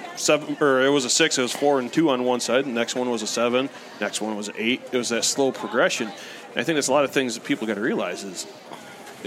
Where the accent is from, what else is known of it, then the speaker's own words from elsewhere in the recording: the Thumb, Michigan, United States; I grew up in the Thumb